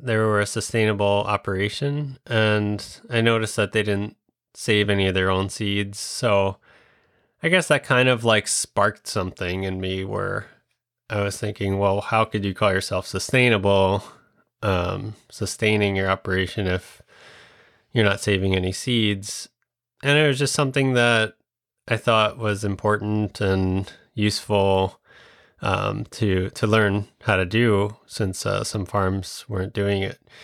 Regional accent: Long Island, New York, United States; moved away as an adult; also born or lived in Westchester / Vermont; now in Minnesota, United States; I'm from Long Island

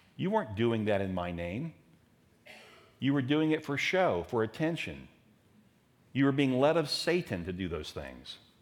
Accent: Daytona Beach, Florida, United States; As a teenager growing up in Daytona

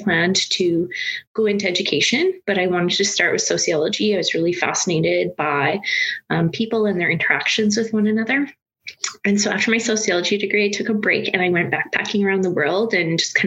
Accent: Saskatoon, Saskatchewan, Canada; I was born here in Saskatchewan and I grew up rurally outside of Saskatoon

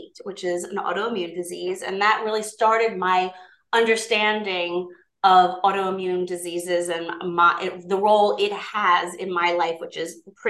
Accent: Long Island, New York, United States; I'm from the Island of Long

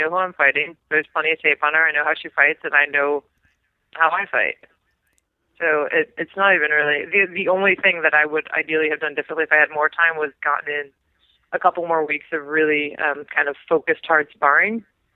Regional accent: New York, United States; now in California, United States; I am from New York. I'm good. I did my time there. I don't need to go back

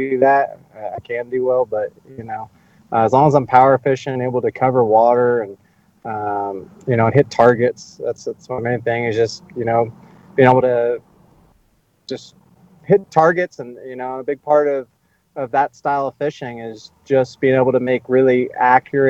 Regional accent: California, United States; the place I grew up in California

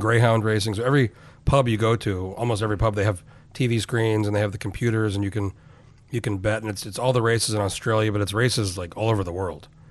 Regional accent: Albuquerque, New Mexico, United States; moved away; I grew up in Albuquerque

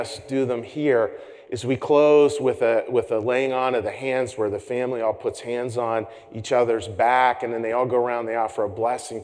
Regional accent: Pittsburgh, Pennsylvania, United States; I'm from Pittsburgh, Pennsylvania

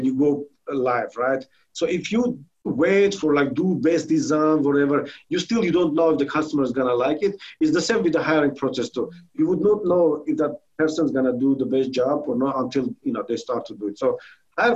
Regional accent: Armenia; English is a second language; now in United States; I'm originally from Armenia.

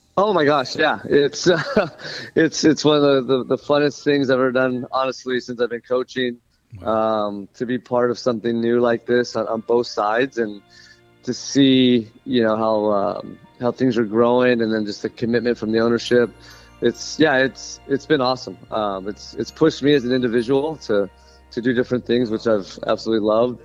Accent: Southern California, United States; moved away; I'm from Southern California

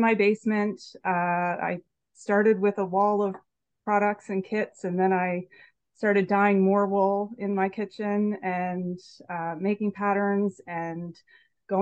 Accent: Salisbury, New Brunswick, Canada; moved away; also born or lived in Halifax; I grew up in Salisbury, New Brunswick

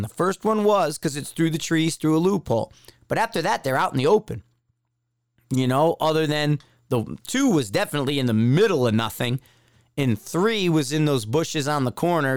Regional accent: East Coast, United States; from the East Coast

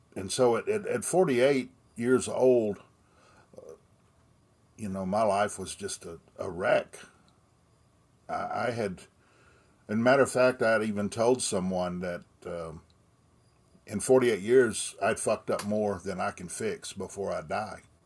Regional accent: Austin, Texas, United States; I was born in Austin, Texas, and I still reside just outside of town in that area

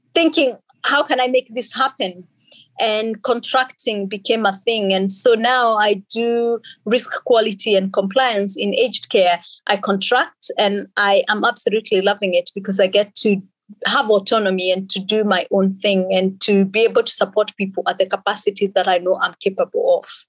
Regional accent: Kenya; also born or lived in Finland / England; now in Australia; born and raised in Kenya by two amazing parents

